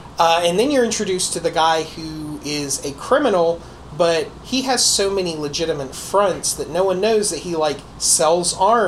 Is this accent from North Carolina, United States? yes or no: yes; North Carolina, United States; born or raised there